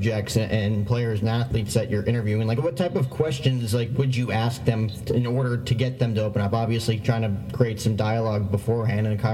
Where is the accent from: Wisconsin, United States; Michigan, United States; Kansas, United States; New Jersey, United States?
New Jersey, United States; growing up in Jersey